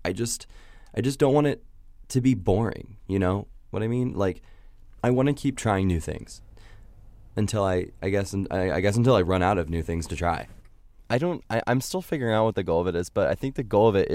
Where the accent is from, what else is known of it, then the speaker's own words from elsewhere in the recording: Indiana, United States; I'm from Indiana